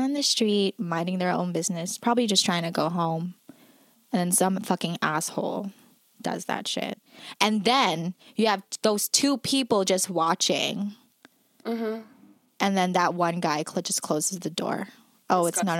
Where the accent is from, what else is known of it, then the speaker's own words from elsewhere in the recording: Toronto, Ontario, Canada; Bitch, I'm from here, dummy.